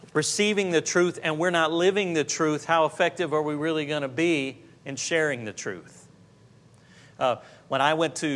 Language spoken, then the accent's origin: English; Jacksonville, Florida, United States; I was from Jacksonville, Florida